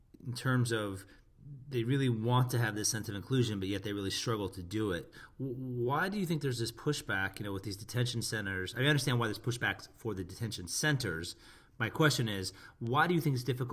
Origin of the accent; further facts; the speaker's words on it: United States; being American